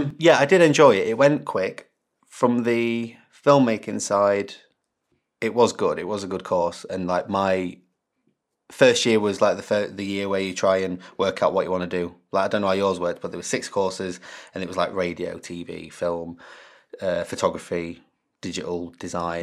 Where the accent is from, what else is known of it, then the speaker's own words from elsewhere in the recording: Derbyshire, East Midlands, United Kingdom; moved away as an adult; also born or lived in Lincoln; I'm from Derbyshire, which is smack bang in the middle of England pretty much.